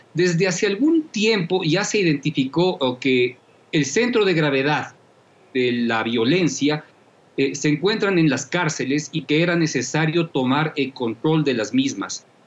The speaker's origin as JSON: {"language": "Spanish", "country": "Ecuador", "said": "nos vamos a ver abocados como, como ecuatorianos"}